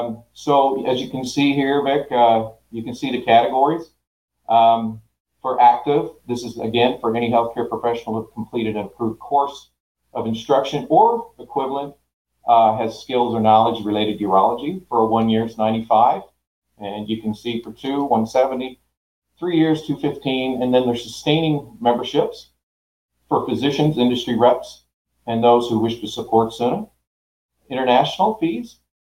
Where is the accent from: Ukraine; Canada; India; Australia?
Canada; moved away as an adult; now in Oklahoma, United States; back in 1994 when I moved to Oklahoma from Canada.